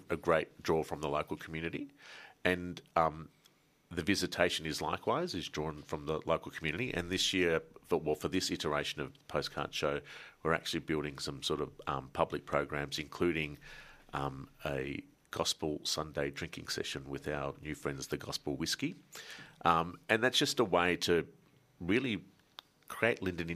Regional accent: Melbourne, Victoria, Australia; growing up in Melbourne

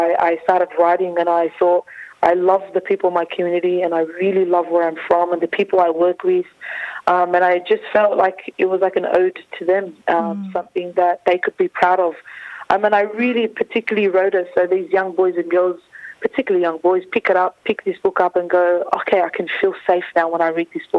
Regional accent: Sydney, New South Wales, Australia; the same community that I was born in, grew up in, went to school in, and also went to university in.

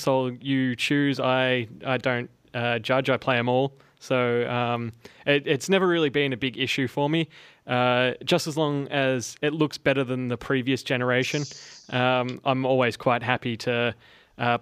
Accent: Australia; as an Australian

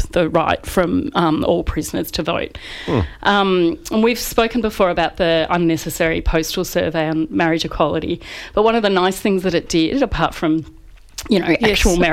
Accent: Australia

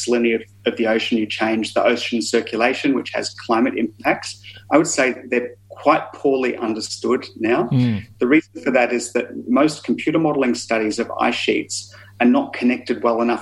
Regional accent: Melbourne, Victoria, Australia; moved away as an adult; I grew up in Melbourne, but I've been away for 20-something years

